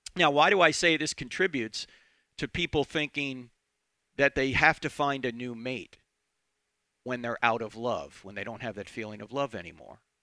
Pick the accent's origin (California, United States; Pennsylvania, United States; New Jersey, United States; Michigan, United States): New Jersey, United States; moved away; I'm originally from New Jersey